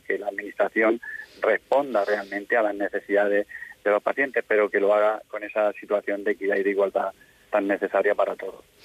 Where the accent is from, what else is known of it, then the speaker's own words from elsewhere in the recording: Region of Murcia, Spain; en nuestra comunidad autónoma